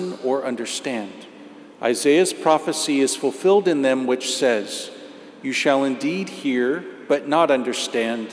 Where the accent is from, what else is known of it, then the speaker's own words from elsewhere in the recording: Indiana, United States; I grew up in Indiana. So I grew up in the farmlands